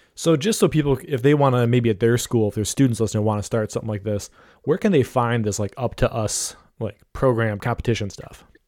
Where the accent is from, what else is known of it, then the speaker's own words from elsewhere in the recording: Ohio, United States; I'm from Ohio